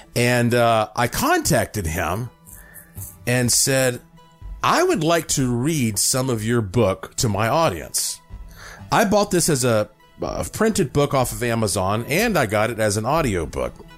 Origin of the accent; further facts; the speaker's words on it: United States; I'm an American